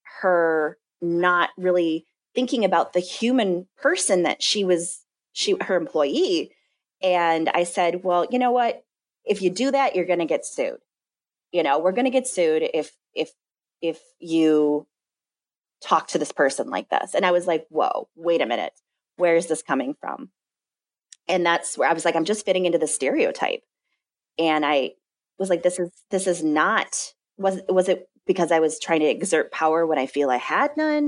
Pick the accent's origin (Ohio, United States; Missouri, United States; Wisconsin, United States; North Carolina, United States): Wisconsin, United States; Madison; Where I'm from in Madison